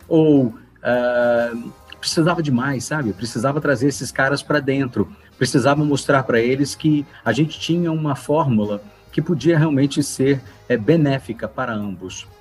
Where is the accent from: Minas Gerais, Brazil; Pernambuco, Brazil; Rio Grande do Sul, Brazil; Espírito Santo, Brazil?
Minas Gerais, Brazil; Belo Horizonte; also born or lived in São Paulo; now in Nova Lima, Brazil; Eu sou natural de Belo Horizonte